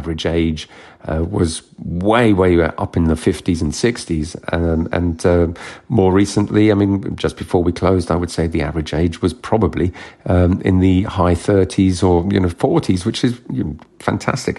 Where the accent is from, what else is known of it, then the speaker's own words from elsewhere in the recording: London, United Kingdom; also born or lived in Kent / France; I was born here, born in Kent and raised in South London.